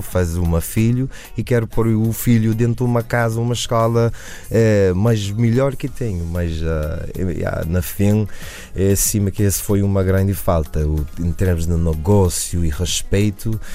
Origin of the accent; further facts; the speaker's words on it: United States; eu nasci na América